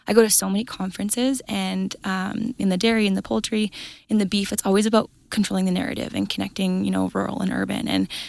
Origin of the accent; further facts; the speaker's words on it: Red Deer, Alberta, Canada; So I grew up on a cow-calf and grain operation. I say Red Deer County, it's Innisfail area.